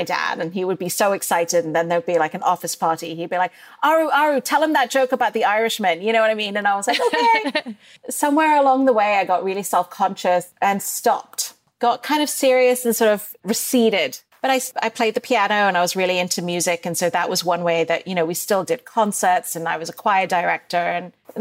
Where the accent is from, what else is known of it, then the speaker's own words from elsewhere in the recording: Dubai, United Arab Emirates; moved away; also born or lived in Bombay, India / Northwestern University, United States; I grew up in Dubai during the first Gulf War